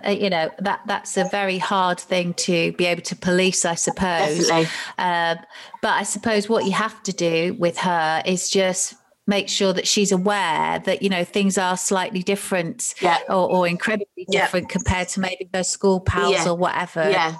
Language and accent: English; Ilford, London, United Kingdom; moved away; So I was an Essex girl. No way. I was born in Ilford. Everyone thinks I'm from Manchester, but I'm not.